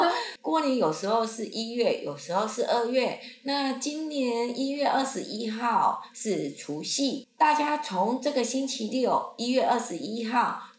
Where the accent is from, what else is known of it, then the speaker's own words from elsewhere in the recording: Taiwan; 我不是一般的台湾人，我是台湾的怪人。